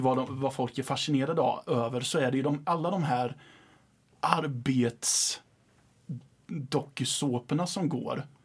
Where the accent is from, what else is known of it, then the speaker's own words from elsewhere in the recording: Ydre, Östergötland, Sweden; det är folk ifrån min hemort som tittar på det också. Och jag menar, vill de besöka och se hur det är på en bondgård så kan de åka ut några mil och mm. säga hej till bonden de förmodligen känner för att alla känner alla i lilla Ydre